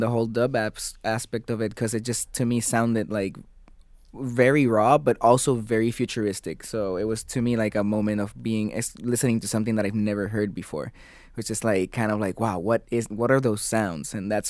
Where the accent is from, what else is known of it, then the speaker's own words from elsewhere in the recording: Puerto Rico; Puerto Rico is very close to Jamaica.